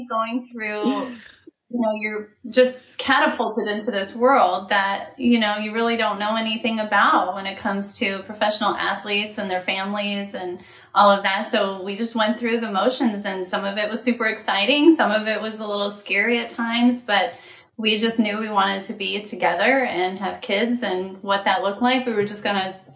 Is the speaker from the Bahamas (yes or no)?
yes; Bahamas; moved away as an adult; now in Arizona, United States; I came back from Bahamas where I finished school